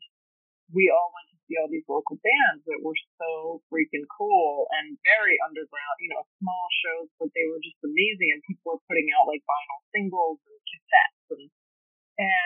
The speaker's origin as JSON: {"language": "English", "town": "New York City", "region": "New York", "country": "United States", "tie": "born or raised there", "said": "I grew up in Brooklyn. I grew up in Flatbush and in Ditmas, and I've always lived in Brooklyn"}